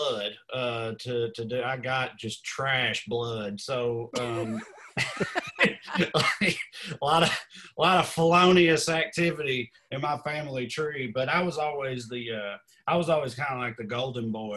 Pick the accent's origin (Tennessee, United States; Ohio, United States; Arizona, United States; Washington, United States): Tennessee, United States; Celina; moved away; I grew up on the Kentucky line